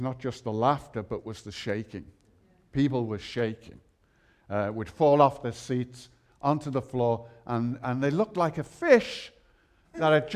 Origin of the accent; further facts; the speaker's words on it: Liverpool, North West England, United Kingdom; I'm from Liverpool